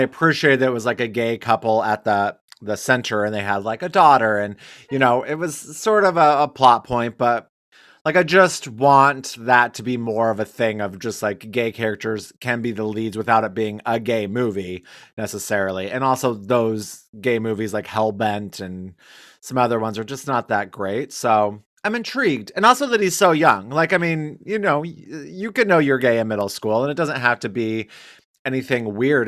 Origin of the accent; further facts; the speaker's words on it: Wyoming, United States; I'm from Wyoming